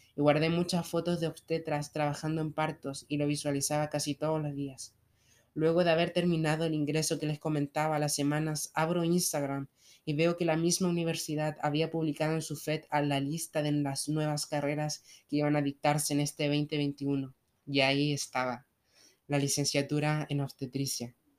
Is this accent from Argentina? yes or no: yes; Argentina; tengo 28 años y soy de Argentina